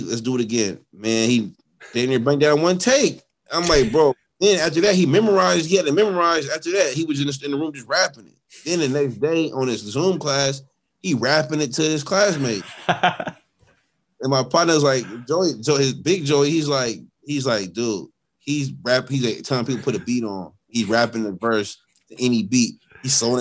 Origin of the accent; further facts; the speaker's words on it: the Bay Area, California, United States; I'm from the Bay